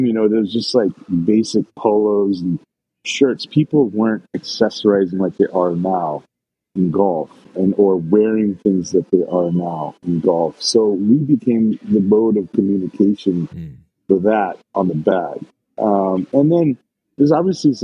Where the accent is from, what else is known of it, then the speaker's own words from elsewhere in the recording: Portland, Oregon, United States; I grew up here in Portland